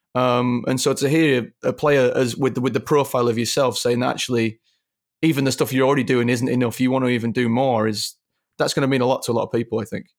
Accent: Leeds, Yorkshire and the Humber, United Kingdom; when I was younger, growing up in Leeds

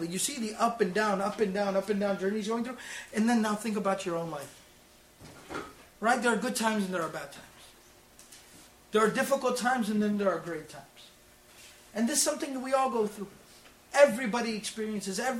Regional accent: Dallas, Texas, United States; I was born and raised in Texas, in Dallas

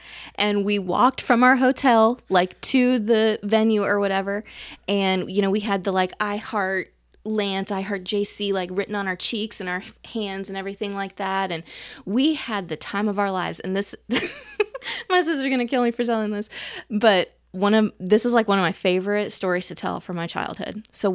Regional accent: Illinois, United States; so I grew up in Central Illinois, so we were Chicago Bulls fans

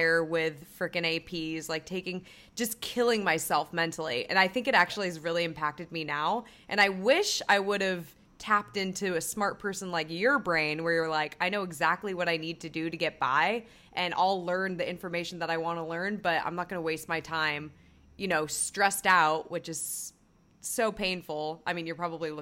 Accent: Chico, California, United States; moved away; growing up in Chico

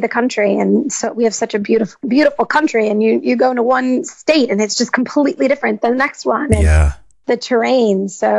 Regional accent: Georgetown, Massachusetts, United States; moved away as an adult; also born or lived in Los Angeles; I grew up in Georgetown, Massachusetts. So I was about 30 minutes from Boston. And I grew up, I'm a minister's kid, actually, the youngest of four.

